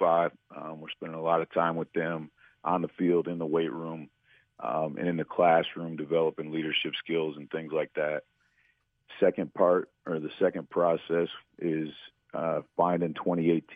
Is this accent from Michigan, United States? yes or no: yes; Flushing, Michigan, United States; also born or lived in Missouri; I grew up in Flushing, just outside of Flint.